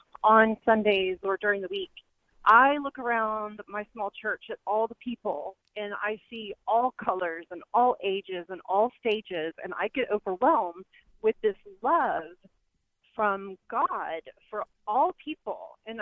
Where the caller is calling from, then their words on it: Houston, Texas, United States; I am also calling from Houston, and I'm a fellow convert.